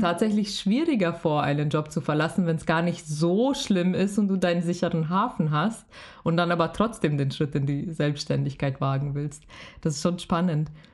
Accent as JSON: {"language": "German", "region": "Bavaria", "country": "Germany", "said": "ich bin ja selber aus Bayern"}